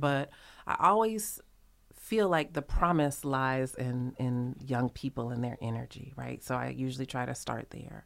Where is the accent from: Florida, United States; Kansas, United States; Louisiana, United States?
Louisiana, United States; New Orleans; I'm from New Orleans